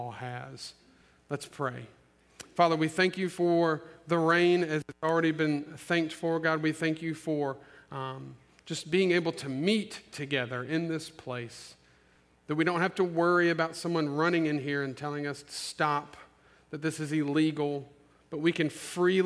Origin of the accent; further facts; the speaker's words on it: Olive Branch, Mississippi, United States; also born or lived in Memphis, Tennessee; I'm an Olive Branch and Memphis native, okay? I love Olive Branch. It is my hometown